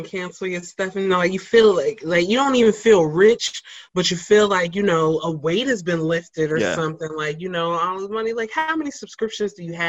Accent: Cincinnati, Ohio, United States; I'm from Cincinnati, so Cincinnati really clings on to rappers.

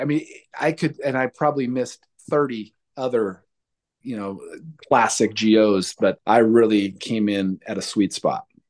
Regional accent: Red Bluff, California, United States; I came from Red Bluff

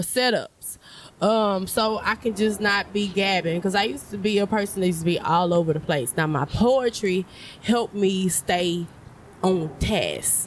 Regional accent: Port Arthur, Texas, United States; moved away; I'm from Port Arthur

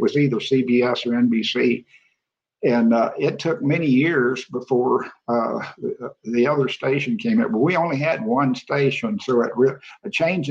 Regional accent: Austin, Texas, United States; now in San Antonio, United States; I grew up there in Austin

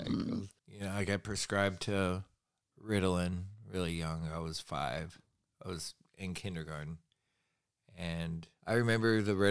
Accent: Rome, Georgia, United States; born there; also born or lived in New York / California; I was born in Georgia. born in Rome, Georgia, over on the um, western edge of Georgia

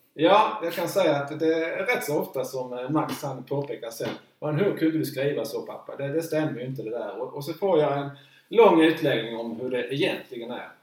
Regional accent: Markaryd, Kronoberg County, Sweden; när jag var 11-12 år så det fanns bara en utrink hemma i Markaryd.

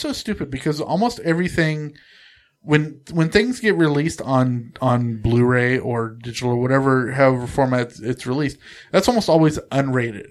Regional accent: Central Coast of California, United States; very close to where I grew up on the Central Coast of California

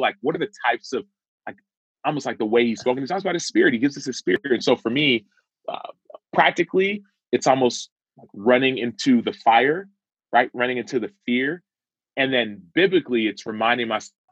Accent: Dallas, Texas, United States; I was born in Dallas, Texas, I was raised in a Nigerian household.

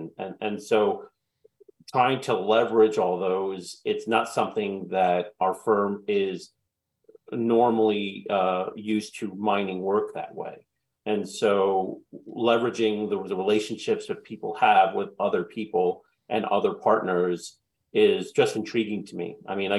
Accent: Queens, New York, United States; And so since I'm from Queens, I collected Pete Alonso.

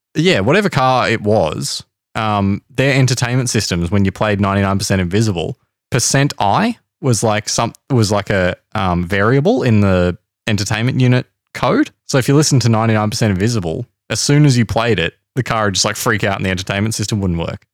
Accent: Australia; I am Australian

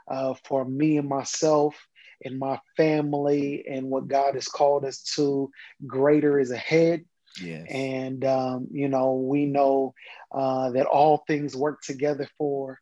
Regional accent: Kansas, United States; moved away as an adult; now in Atlanta, United States; I'm originally from Kansas, born and raised. I moved to Atlanta, Georgia, after I graduated from undergrad.

